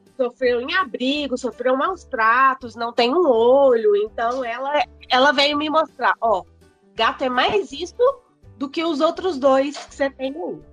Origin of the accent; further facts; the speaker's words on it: Belo Horizonte, Minas Gerais, Brazil; Sou daqui de BH, pelo sotaque também não tem como negar.